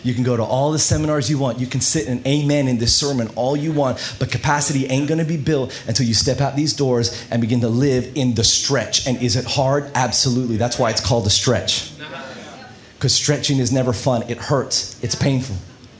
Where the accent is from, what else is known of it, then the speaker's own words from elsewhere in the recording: Australia; And I'm Australian. Accent, I know it's a bit weird. I put it on because Kate likes the American accent. I got her, so I win. But we're Aussie, but we went to the U.S.